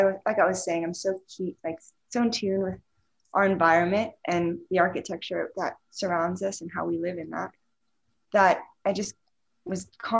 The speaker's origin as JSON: {"language": "English", "country": "Switzerland", "tie": "born or raised there", "said": "And I grew up in Switzerland and I always found myself very creative, like from a young age."}